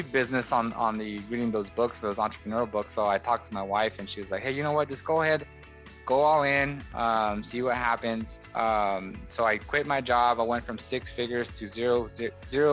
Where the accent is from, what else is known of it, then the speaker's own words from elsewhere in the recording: Watsonville, California, United States; moved away as an adult; now in Bakersfield, United States; I decided to kind of leave my hometown, which is Watsonville, California, a small little Hispanic community, and come to Bakersfield, California, which is now where I reside